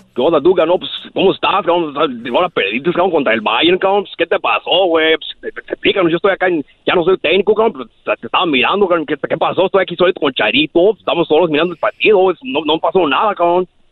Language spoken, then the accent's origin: Spanish; Guadalajara, Jalisco, Mexico; also born or lived in Zacatecas; now in Modesto, United States; soy de allá de Jalisco y Zacatecas